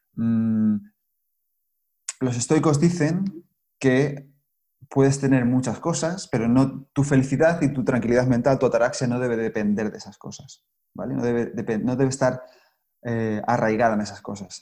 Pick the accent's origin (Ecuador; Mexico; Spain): Spain; also born or lived in Australia / Cáceres, Extremadura; Yo soy español y vivo aquí ahora